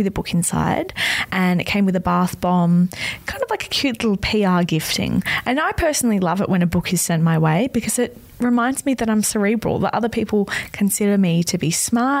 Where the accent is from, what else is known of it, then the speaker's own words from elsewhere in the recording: Melbourne, Victoria, Australia; now in Sydney, Australia; I'm from Melbourne.